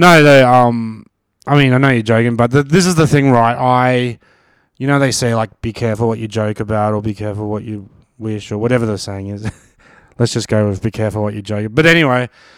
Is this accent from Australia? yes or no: yes; Australia; Yeah, well, like as Aussies, I'm into sports